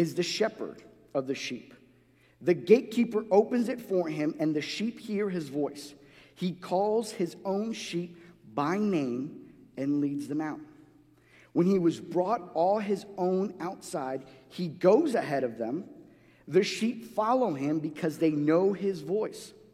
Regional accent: New York City, New York, United States; also born or lived in Guatemala; growing up in New York City

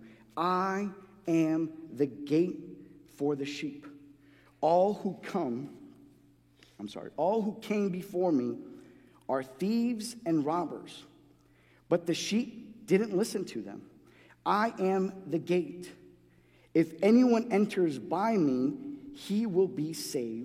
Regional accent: New York City, New York, United States; also born or lived in Guatemala; growing up in New York City

